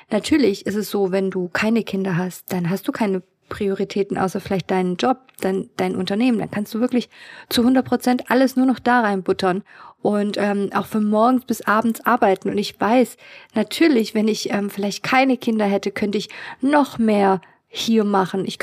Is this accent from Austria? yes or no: no; Kazakhstan; born there; Also ich bin ja in Kasachstan geboren und ich kann mich erinnern, dass sie immer ähm, ja so schick ähm, nach Hause kam.